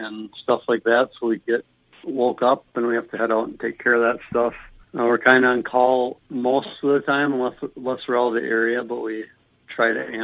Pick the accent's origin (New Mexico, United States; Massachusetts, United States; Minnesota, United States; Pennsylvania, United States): Minnesota, United States; between Faribault and Mankato, southern; also born or lived in Bemidji, Minnesota; I am from southern Minnesota originally, down by between Faribault and Mankato area